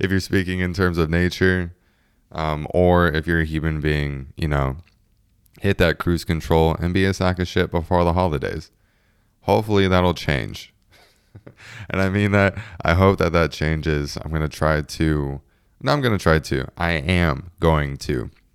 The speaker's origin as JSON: {"language": "English", "country": "United States", "said": "being an American"}